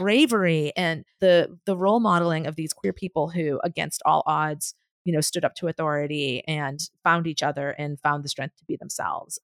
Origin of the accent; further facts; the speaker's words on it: Boston, Massachusetts, United States; moved away; also born or lived in San Francisco; I was from Boston